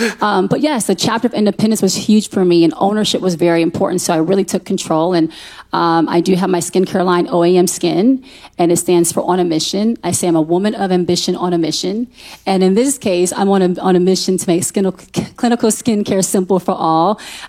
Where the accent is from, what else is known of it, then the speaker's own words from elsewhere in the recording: Fort Hood, Texas, United States; born there; the facts online say I'm from Austin. I was born in Fort Hood, Texas, actually, and I'm a military baby, so that's why I was born.